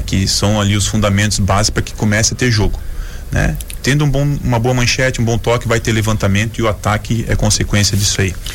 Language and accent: Portuguese; Joinville, Santa Catarina, Brazil; Eu sou da Zona Sul aqui de Joinville